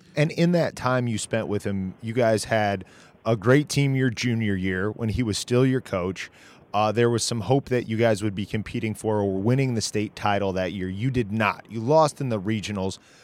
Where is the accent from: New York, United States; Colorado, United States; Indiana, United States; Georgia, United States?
Indiana, United States; Peru; I'm I'm from Peru, Indiana originally